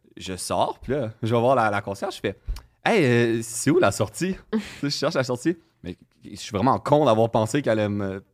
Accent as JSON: {"language": "French", "town": "Saint-Jérôme", "region": "Quebec", "country": "Canada", "said": "je viens de Saint-Jérôme"}